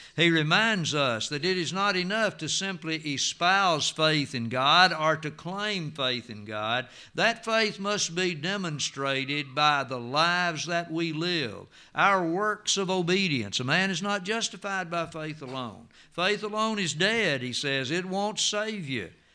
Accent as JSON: {"language": "English", "country": "United States", "said": "I am from Jackson County"}